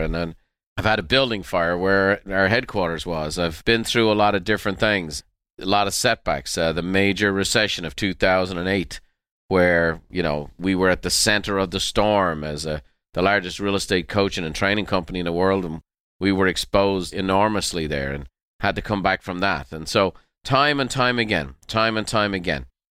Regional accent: Ireland; moved away as an adult; now in United States; when we were growing up in Ireland

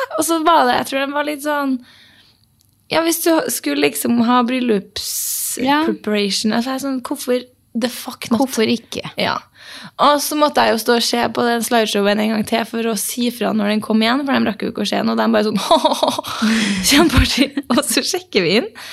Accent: Norway; vi er norsk

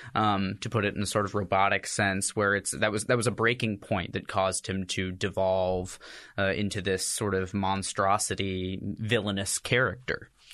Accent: Texas, United States; moved away; I'm from Texas originally

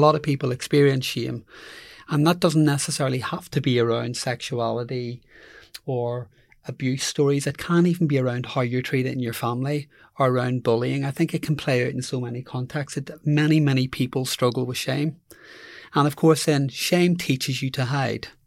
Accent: Belfast, Northern Ireland, United Kingdom; moved away as an adult; I grew up in Belfast

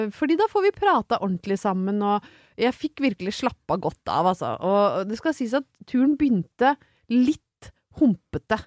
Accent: Brøttum, Innlandet, Norway; moved away; var jeg hjemme på Brøttum

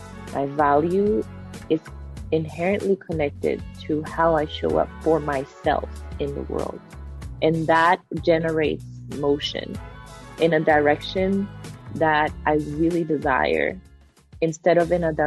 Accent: Brazil; now in New York, United States; I was born in Brazil

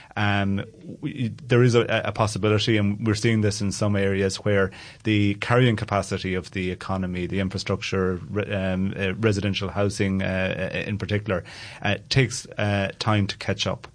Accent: Ireland

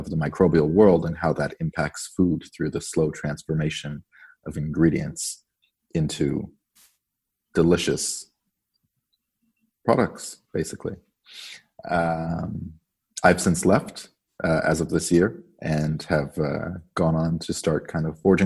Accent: Canada; moved away as an adult; now in Copenhagen, Denmark; I am a Canadian living in Copenhagen, Denmark

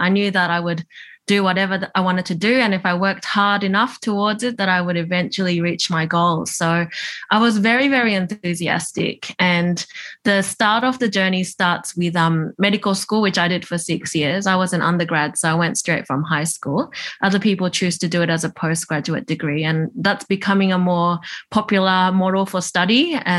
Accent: Tokyo, Japan; born there; I was born in Tokyo, which is where my mum's from.

